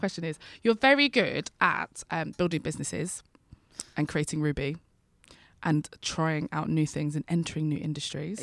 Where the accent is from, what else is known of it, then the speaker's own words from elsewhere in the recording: London, United Kingdom; I'm a Londoner, I'm an East Londoner actually